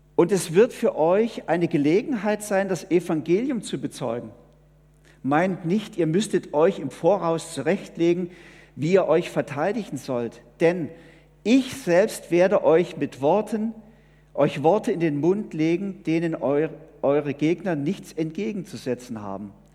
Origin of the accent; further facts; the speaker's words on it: Switzerland; wir leben eigentlich in einer sehr, sehr behüteten Welt hier bei uns in der Schweiz